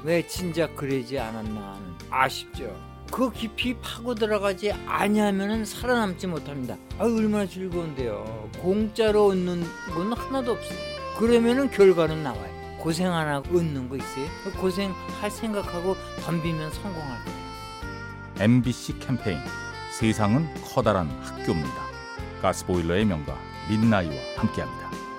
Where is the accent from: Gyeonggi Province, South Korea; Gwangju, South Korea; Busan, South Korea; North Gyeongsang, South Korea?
Gwangju, South Korea; 저는 광주에서 온